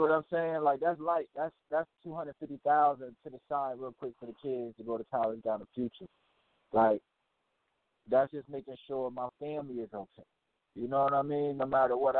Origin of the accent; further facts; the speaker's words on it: New Haven, Connecticut, United States; I'm from Pistol Wave in New Haven, L City